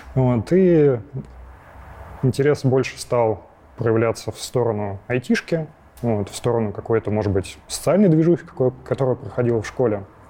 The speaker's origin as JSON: {"language": "Russian", "town": "Krasnogorsk", "region": "Moscow Oblast", "country": "Russia", "tie": "born or raised there", "also_born_or_lived": "Lyubertsy", "said": "я из Подмосковья. Вот, изначально родился я в городе Люберцы, но потом через какое-то время переехал в Красногорск. Вот, и живу сейчас тоже в Красногорске."}